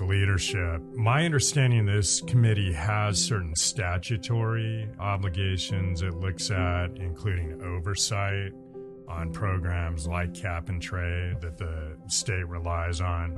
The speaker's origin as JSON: {"language": "English", "area": "Bay Area", "region": "California", "country": "United States", "tie": "born or raised there", "lives_now": "San Rafael, United States", "said": "I'm a Bay Area native. Um, proudly grew up there"}